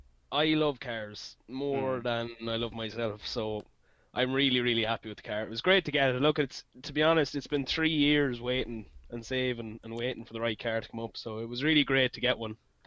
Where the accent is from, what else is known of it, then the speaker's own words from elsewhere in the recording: Meath, Leinster, Ireland; I'm from Mead